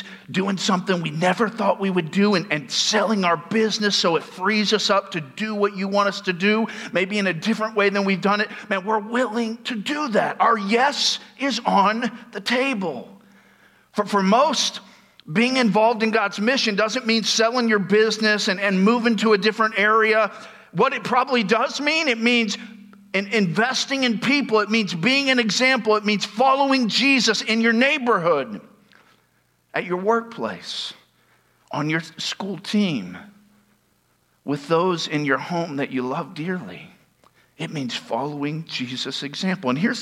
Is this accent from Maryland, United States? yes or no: no; Tampa, Florida, United States; I'm from Tampa